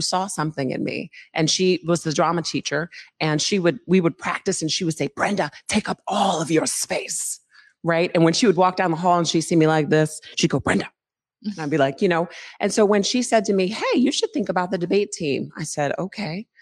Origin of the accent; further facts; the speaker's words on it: Philadelphia, Pennsylvania, United States; moved away as an adult; also born or lived in Allentown, Pennsylvania; now in Seattle, United States; I'm a Philly native uh, who is a transplant here to Seattle